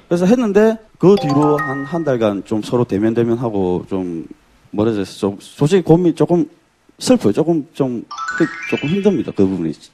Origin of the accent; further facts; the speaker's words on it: Gyeongsang, South Korea; 제가 경상도 사람이어가지고